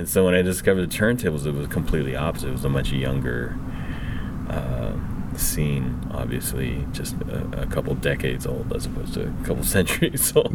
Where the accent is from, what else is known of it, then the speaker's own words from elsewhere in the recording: Vancouver, British Columbia, Canada; I grew up in Vancouver